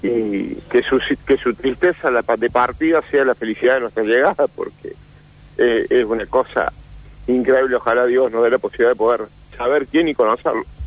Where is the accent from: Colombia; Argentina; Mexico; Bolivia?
Argentina; Etruria, Córdoba; somos de Etruria